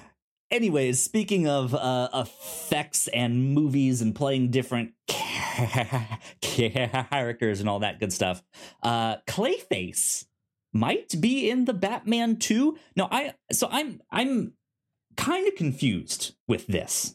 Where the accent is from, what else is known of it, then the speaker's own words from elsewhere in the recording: Northern Virginia, United States; I grew up in Northern Virginia